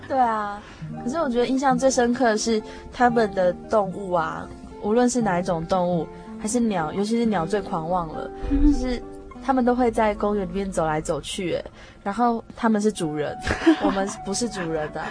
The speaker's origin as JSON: {"language": "Chinese", "country": "Taiwan", "said": "他们知道我们从台湾来"}